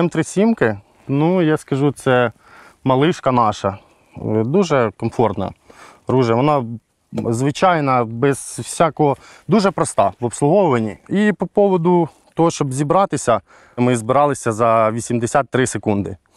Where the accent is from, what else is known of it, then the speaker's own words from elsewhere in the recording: Kherson Oblast, Ukraine; Я сам з Херсонщини